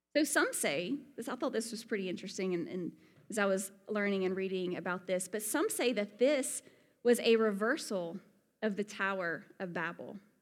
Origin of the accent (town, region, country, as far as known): Alabama, United States; accent: Southern; moved away as an adult; also born or lived in Colorado